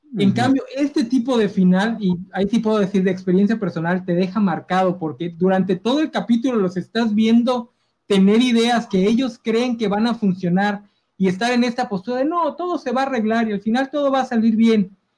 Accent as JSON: {"language": "Spanish", "country": "Mexico", "said": "aquí como mexicanos lo sabemos"}